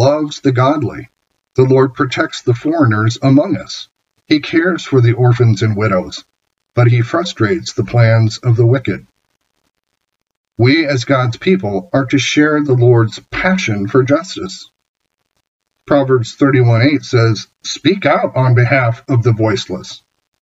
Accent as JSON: {"language": "English", "region": "Iowa", "country": "United States", "said": "I'm from Iowa after all"}